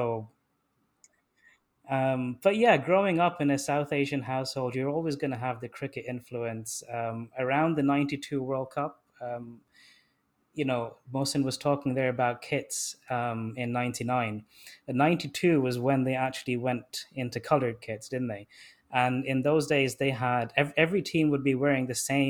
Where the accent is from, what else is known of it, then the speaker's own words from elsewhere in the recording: Dubai, United Arab Emirates; moved away as an adult; now in Ireland; I grew up in the Gulf and in Dubai in particular. So I spent like 18 years growing up in Dubai